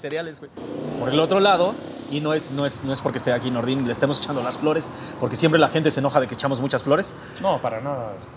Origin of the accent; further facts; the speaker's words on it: Mexico; Soy un mexicano muy tradicional